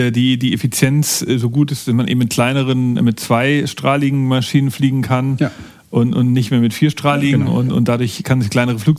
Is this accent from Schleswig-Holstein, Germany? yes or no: no; Hamburg, Germany; da, da hoffen wir natürlich als Hamburger äh, drauf, dass das passiert.